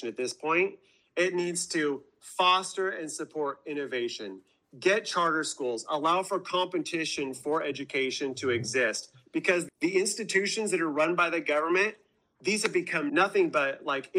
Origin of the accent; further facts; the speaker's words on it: Washington, United States; also born or lived in Los Angeles area; I was born and raised in Washington State in farm country